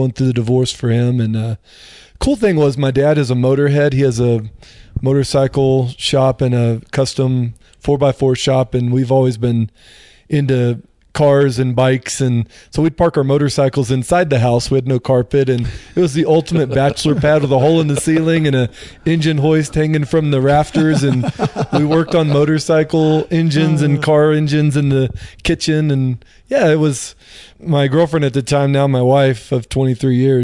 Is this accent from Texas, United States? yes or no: yes; Dallas, Texas, United States; moved away; also born or lived in Florida; I grew up in the Dallas-Fort Worth area and, had the typical Christian upbringing